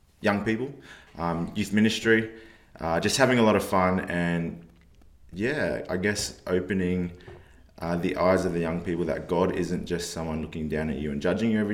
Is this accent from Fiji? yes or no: yes; Fiji; now in Adelaide, Australia; I was born in Fiji